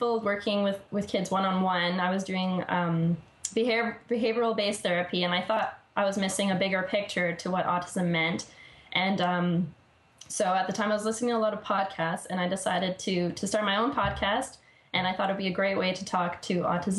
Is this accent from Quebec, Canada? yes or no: no; Vancouver, British Columbia, Canada; my hometown here in Vancouver